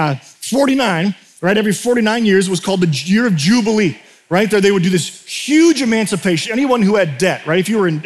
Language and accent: English; United States; culturally as an American.